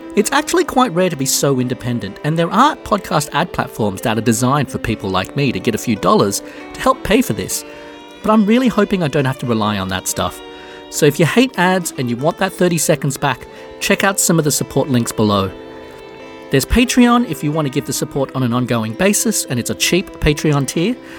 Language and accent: English; Australia; I'm Australian